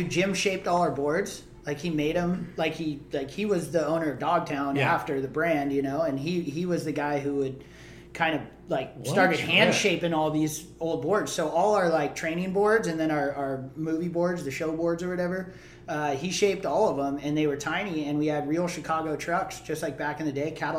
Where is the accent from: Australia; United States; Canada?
Australia; Perth, Western Australia; I'm from Perth, you know?